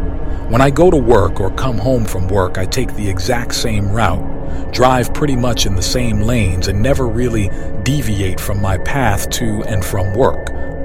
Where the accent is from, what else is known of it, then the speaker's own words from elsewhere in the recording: New York City, New York, United States; 1973 is when I was born, and autism wasn't even a thing talked about growing up in New York City.